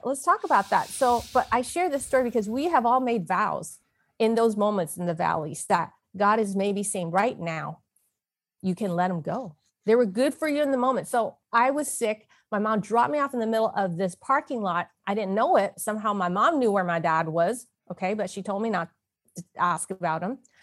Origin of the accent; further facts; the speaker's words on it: San Francisco, California, United States; I was born in San Francisco, Chinatown, to a male order bride.